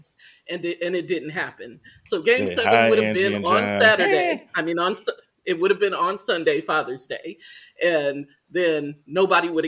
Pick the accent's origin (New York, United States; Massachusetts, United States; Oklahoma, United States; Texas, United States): Texas, United States; moved away; I am Black and from Texas